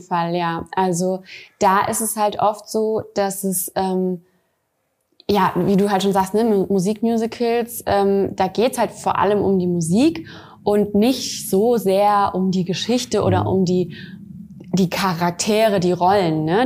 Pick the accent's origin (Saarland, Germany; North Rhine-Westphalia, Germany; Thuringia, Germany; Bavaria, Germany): Saarland, Germany; moved away; also born or lived in Bad Honnef / Wiesbaden; ich komme aus dem Saarland, meine Familie lebt hier